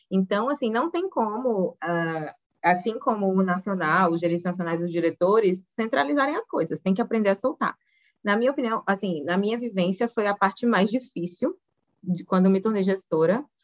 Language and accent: Portuguese; Aracaju, Sergipe, Brazil; moved away as an adult; also born or lived in Rio Grande do Sul / Maceió / Brasília; now in Curitiba, Brazil; eu sou gaúcha, filha de dois gaúchos, mas fui muito cedo para o Nordeste, que eu fui criada, olha o sotaque gaúcho, né? fui, fui, criada em Aracaju, é, Maceió, depois Aracaju